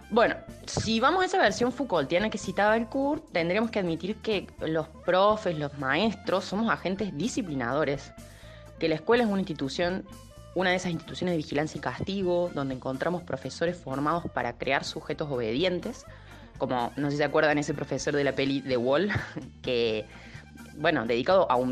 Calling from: Villa Carlos Paz, Córdoba, Argentina; Hola amigos, ¿cómo están? … de Carlos Paz.

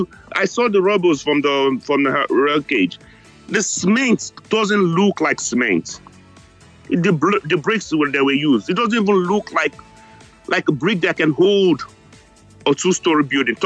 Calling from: New York, United States; I'm calling you guys from New York.

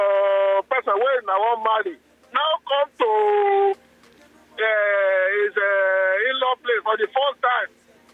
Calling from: Ikorodu, Lagos, Nigeria; I'm calling from Ikorodu.

